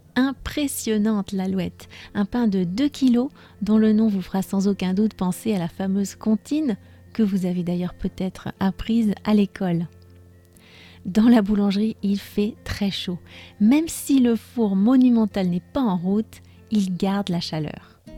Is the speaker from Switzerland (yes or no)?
no; France; je suis française